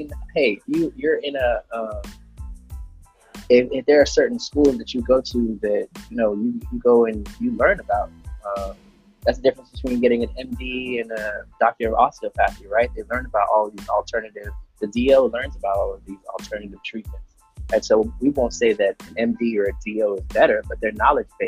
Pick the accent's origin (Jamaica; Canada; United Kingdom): Jamaica; I'm Jamaican